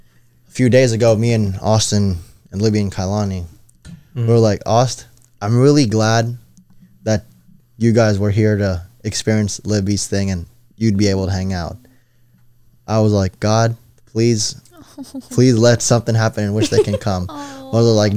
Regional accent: Philippines; We're Filipino, dude. We eat vampires.

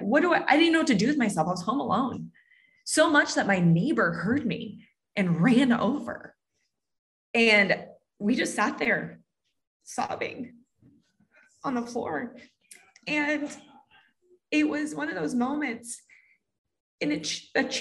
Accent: Southern California, United States; I grew up in Southern California

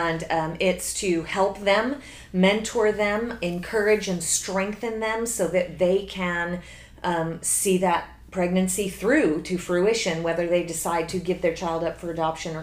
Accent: New Jersey, United States; moved away as an adult; also born or lived in Connecticut / Minnesota / Texas; now in Pearland, United States; I grew up in New Jersey.

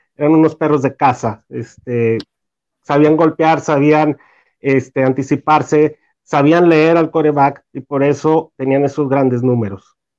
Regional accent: Torreón, Coahuila, Mexico; soy de Torreón, Coahuila.

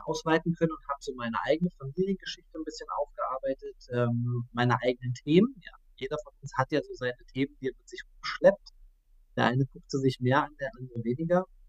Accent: Saxony-Anhalt, Germany; moved away; also born or lived in Stuttgart; momentan zurück Herbst in meine Heimat nach Sachsen-Anhalt, habe viele Jahre in Stuttgart verbracht

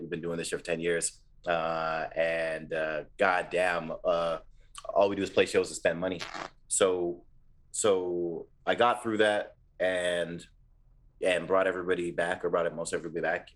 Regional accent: Ontario, Canada; we're from Ontario

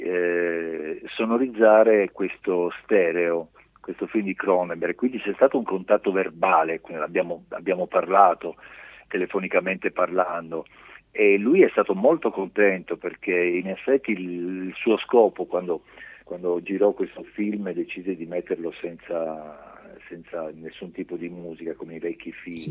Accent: Augusta, Sicily, Italy; sono soltanto nato in Sicilia, mio padre è ungherese, fiumano e mia mamma tedesca di Francoforte

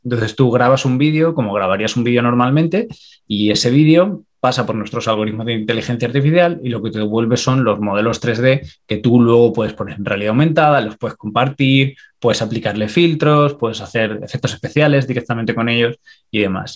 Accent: Extremadura, Spain; moved away as an adult; now in Ireland; yo soy extremeño

